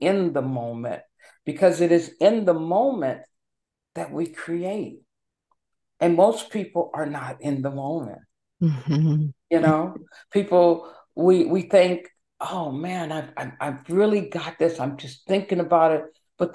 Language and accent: English; Los Angeles, California, United States; also born or lived in Seattle, Washington; now in Maryland, United States; Originally, I was born and raised in Los Angeles